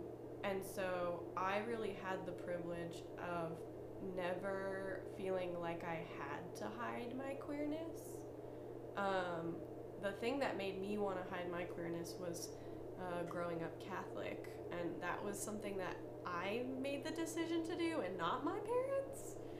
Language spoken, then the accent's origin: English; Canada; now in United States; So I am from Canada. My family is Canadian.